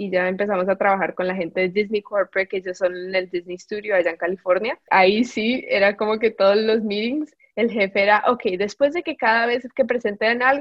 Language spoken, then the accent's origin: Spanish; Colombia; moved away